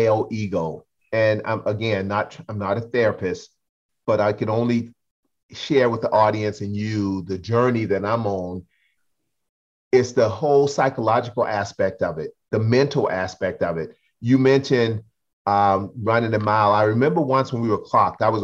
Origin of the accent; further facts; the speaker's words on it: Charleston, South Carolina, United States; accent: Geechee; I'm from Geechee Gullah people in Charleston, South Carolina